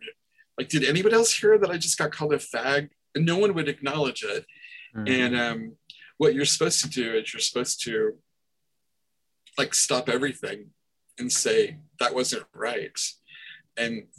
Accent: Nebraska, United States; I'm from Nebraska

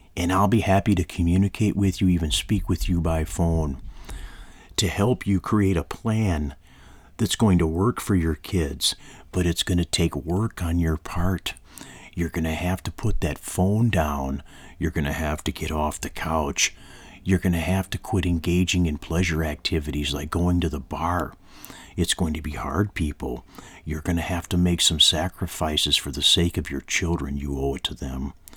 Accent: United States

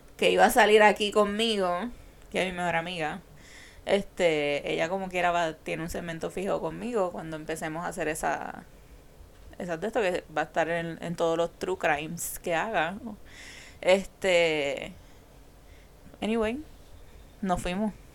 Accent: San Juan, Puerto Rico; now in Carolina, Puerto Rico; Yo fui nacida, criada a mis primeros años y fanática de Santurce yo me mudé a Carolina, pero yo soy de Santurce, vivo en Carolina

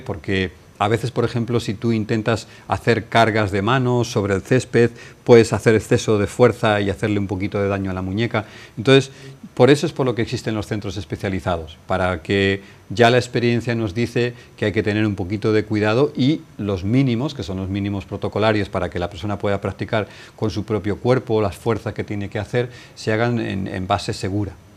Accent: Valladolid, Castile and León, Spain; moved away as an adult; also born or lived in India; now in Marbella, Spain; tenía una muy buena posición en mi ciudad natal, Valladolid

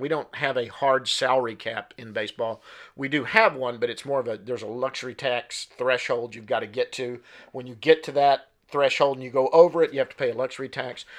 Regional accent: Duncanville, Texas, United States; also born or lived in Richardson, Texas; I am a D F W native. I grew up in Duncanville, Texas.

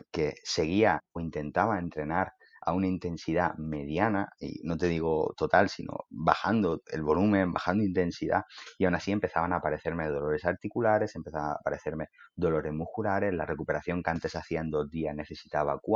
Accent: Elche, Valencian Community, Spain; soy, de Elche

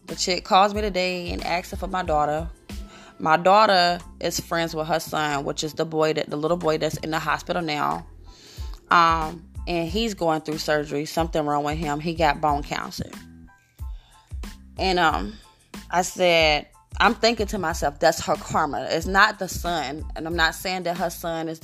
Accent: Newark, New Jersey, United States; moved away; also born or lived in Brooklyn, New York / Queens, New York; I'm from New Jersey, Newark. I lived in Brooklyn. I lived in Queens.

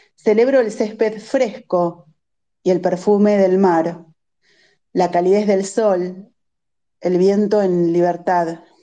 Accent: Bahía Blanca, Buenos Aires Province, Argentina; yo soy vecina de Bahía Blanca

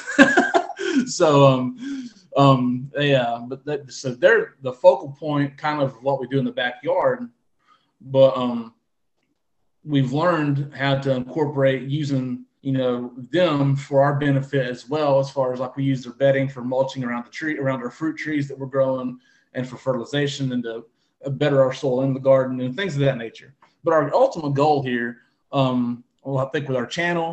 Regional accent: North Carolina, United States; also born or lived in Southwest Ohio; now in Ohio, United States; we live in Southwest Ohio, and I'm originally from North Carolina

